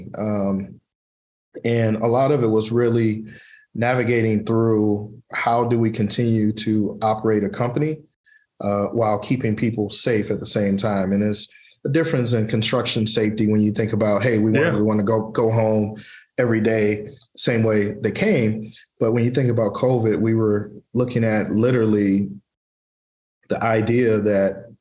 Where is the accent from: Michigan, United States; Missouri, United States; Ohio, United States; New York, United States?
Michigan, United States; Pontiac; I was born and raised in Pontiac, Michigan